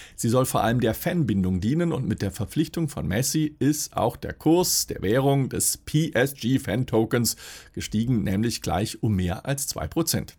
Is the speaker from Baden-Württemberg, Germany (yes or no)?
yes; Swabia, Baden-Württemberg, Germany; Als Schwabe